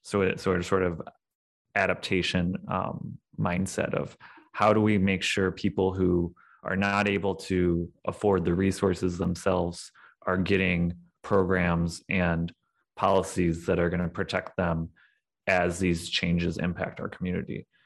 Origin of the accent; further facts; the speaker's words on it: St. Louis, Missouri, United States; moved away as an adult; also born or lived in Kentucky; now in Detroit, United States; I am originally from the Saint Louis, Missouri area. I grew up in the South County suburbs